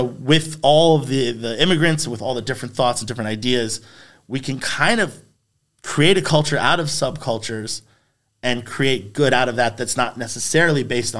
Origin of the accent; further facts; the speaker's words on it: New York City, New York, United States; I grew up in New York City